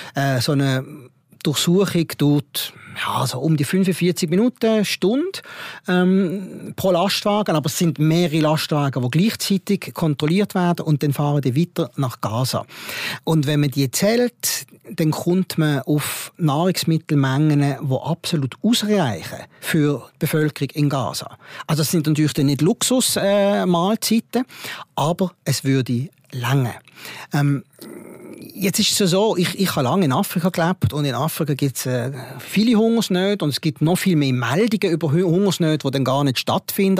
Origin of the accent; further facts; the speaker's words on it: Switzerland; ich komme aus dem Ausland, ah, ich komme aus der Schweiz